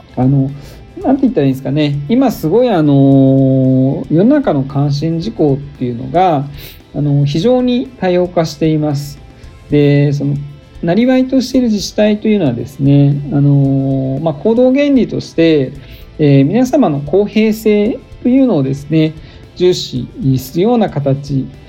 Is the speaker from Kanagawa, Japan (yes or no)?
yes; Fujisawa, Kanagawa, Japan; moved away as an adult; also born or lived in Tokyo / Nagasaki / Kitakyushu; now in Kansai, Japan; 神奈川県藤沢市出身です